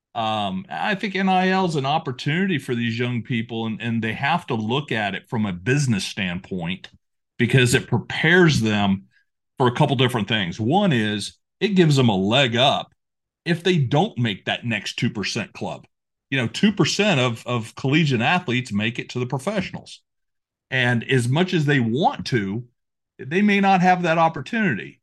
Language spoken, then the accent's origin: English; Apopka, Florida, United States; born or raised there